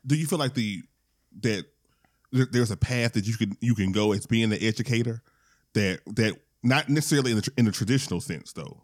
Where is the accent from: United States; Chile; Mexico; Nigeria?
United States; Louisiana; I'm from Louisiana